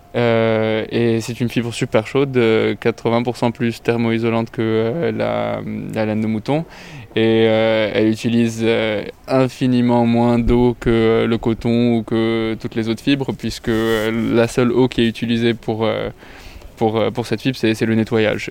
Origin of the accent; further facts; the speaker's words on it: Lebanon; also born or lived in Italy; now in France; je suis euh, libano-italien. j'ai grandi au Liban, mais j'ai vécu aussi un peu en Italie